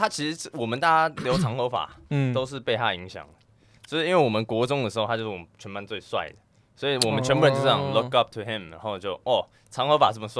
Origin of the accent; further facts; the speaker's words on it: Canada; 我在加拿大长大的